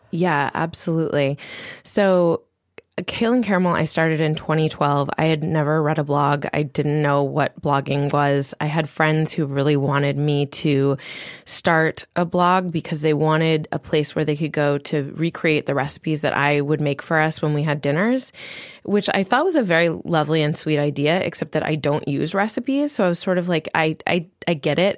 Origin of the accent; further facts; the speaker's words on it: Maui, Hawaii, United States; my parents had a body care and spa product company on Maui, and so I also grew up creating with my mom